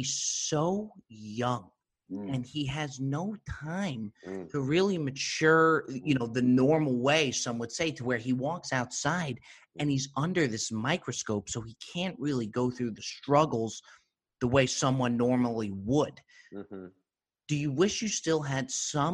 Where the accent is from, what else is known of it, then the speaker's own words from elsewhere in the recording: Morris County, New Jersey, United States; Born and raised in New Jersey, Morris County